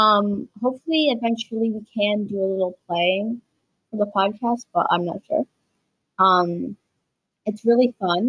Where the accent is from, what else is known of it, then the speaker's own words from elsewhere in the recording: Canada; I'm Canadian